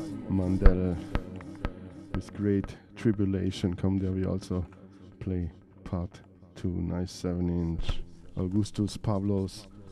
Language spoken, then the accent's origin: English; Lake Constance, Baden-Württemberg, Germany; here in Reggae in My Garden, my hometown, Lake at Constance.